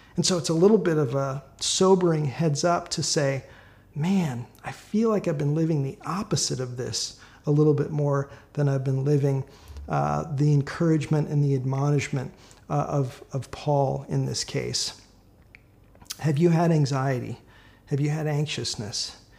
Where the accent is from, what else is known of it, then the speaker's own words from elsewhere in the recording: Minneapolis, Minnesota, United States; moved away; I'm from Minneapolis. I grew up there.